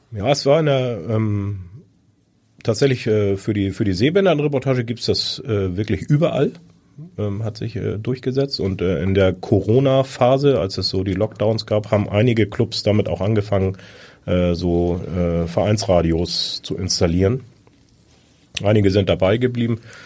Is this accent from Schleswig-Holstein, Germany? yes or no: yes; Föhr, Schleswig-Holstein, Germany; Ich bin auf der Insel Föhr geboren.